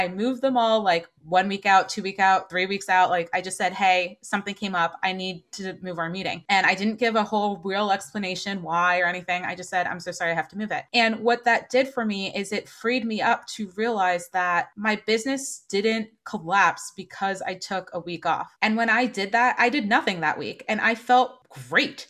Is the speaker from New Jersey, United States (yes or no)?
yes; New Jersey, United States; moved away as an adult; also born or lived in Portland / New York; now in Boston, United States; I'm from New Jersey originally. I'm definitely coming home at points.